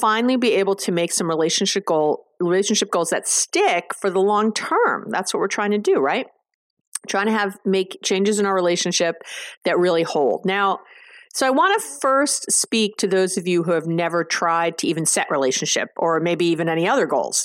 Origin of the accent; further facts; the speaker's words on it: New York, United States; I'm a Jew from New York